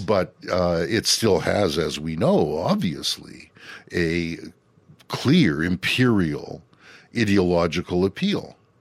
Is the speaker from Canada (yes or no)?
yes; Canada; we Canadians